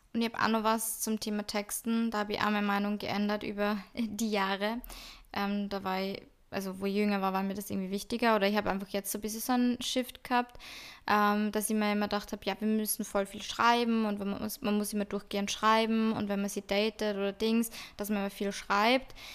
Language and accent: German; Salzburg, Austria; ich bin aus Salzburg-Stadt